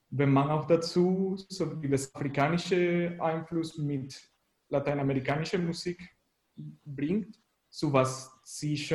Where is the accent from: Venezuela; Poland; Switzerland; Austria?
Venezuela; German is a second language; now in Leipzig, Germany; ich komme aus Venezuela und wohne hier in Leipzig seit ein bisschen länger als sechs Jahren schon.